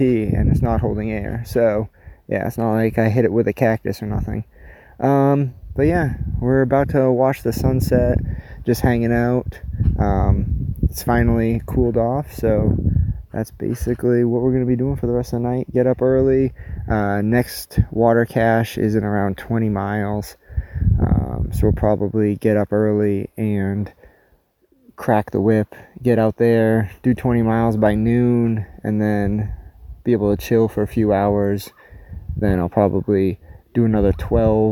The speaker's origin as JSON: {"language": "English", "region": "New Hampshire", "country": "United States", "said": "I'm from the East Coast and from New Hampshire"}